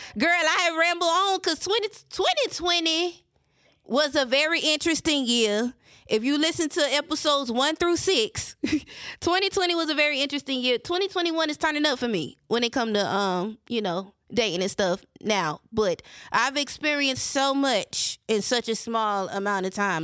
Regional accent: Mullins, South Carolina, United States; accent: country; I sound like I'm from Mullins

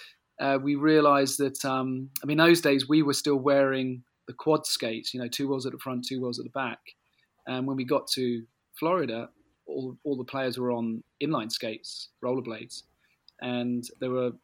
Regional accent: Tunbridge Wells, South East England, United Kingdom; I'm from Tunbridge Wells

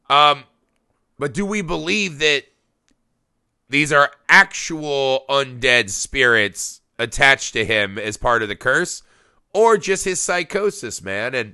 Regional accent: United States; as an American

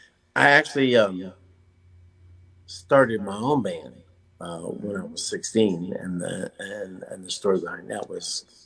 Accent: Vallejo, California, United States; also born or lived in Jackson, Mississippi; I was born in Jackson, Mississippi, but raised in Vallejo, California.

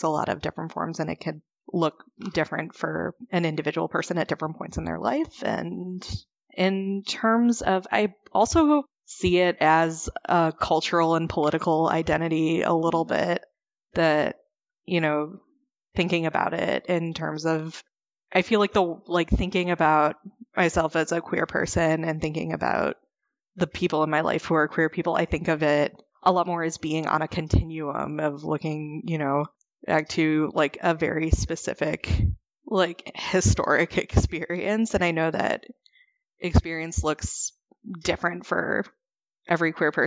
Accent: Chicago, Illinois, United States; also born or lived in Missouri; I grew up in the Chicago area

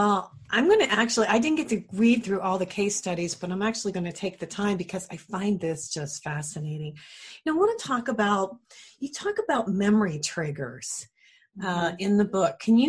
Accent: Ohio, United States; I grew up in Ohio

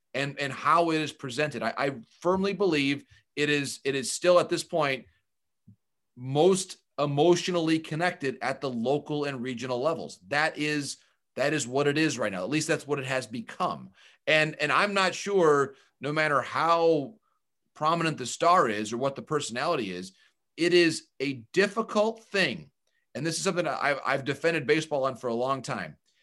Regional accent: Michigan, United States; I grew up in Michigan as a fan of the Tigers as a kid.

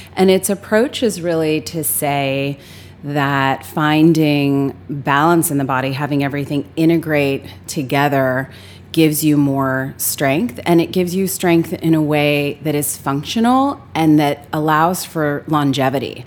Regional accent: Los Angeles, California, United States; I grew up in Los Angeles

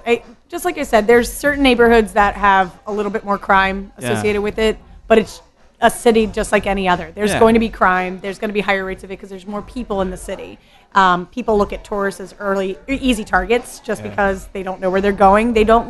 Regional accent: Edgewater, Maryland, United States; moved away as an adult; also born or lived in Cheverly, Prince George's County, Maryland; I was born in PG County in Chevrolet, just outside of Washington, D.C.

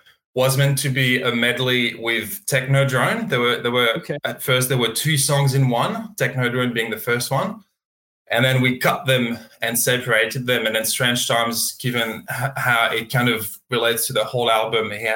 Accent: Burgundy, Bourgogne-Franche-Comté, France; moved away as an adult; now in Australia; I'm from Burgundy. So middle east of France and near Dijon

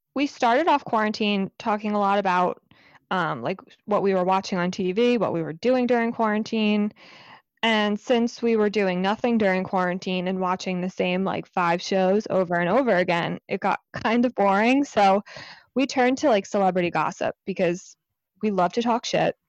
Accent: New Jersey, United States; I'm in New Jersey, and Lex is in New York, but we went to, um, grade school together, and then we went to high school together

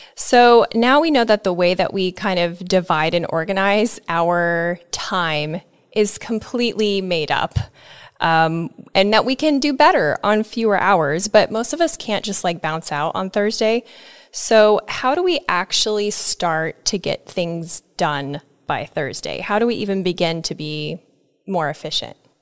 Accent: Nebraska, United States; I'm from Nebraska

